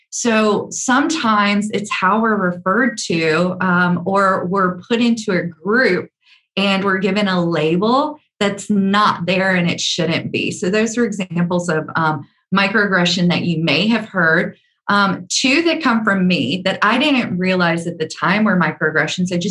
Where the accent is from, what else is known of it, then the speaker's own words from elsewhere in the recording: the South, United States; accent: Southern; Because I have a very deep Southern accent